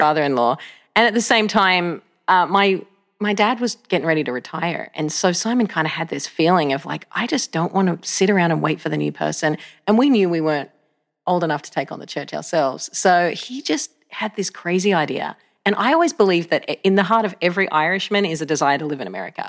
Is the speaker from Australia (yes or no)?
yes; Australia; moved away as an adult; now in United States; I grew up in Australia. I was born in Australia